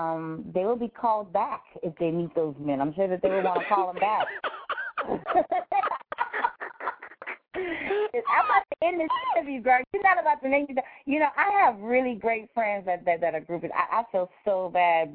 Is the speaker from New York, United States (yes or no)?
no; New Orleans, Louisiana, United States; I'm really from New Orleans, which is like the city of great mom and pop shops